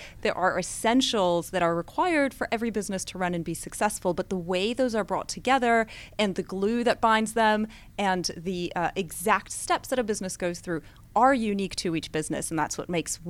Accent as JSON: {"language": "English", "country": "Switzerland", "tie": "born or raised there", "said": "Well, I did move quite a bit growing up. The longest I lived anywhere was in Switzerland, but I moved a lot within Switzerland."}